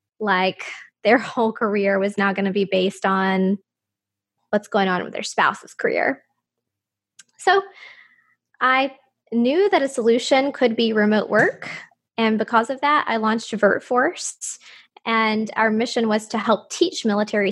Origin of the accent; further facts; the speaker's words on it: Moulton, Alabama, United States; moved away; also born or lived in Huntsville, Alabama; my husband, who is also from my hometown, Moulton, he and I were living in Huntsville, Alabama